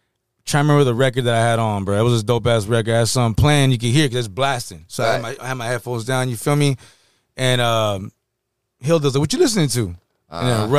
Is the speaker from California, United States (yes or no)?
yes; San Jose, California, United States; now in Tracy, United States; When we moved to Tracy from San Jose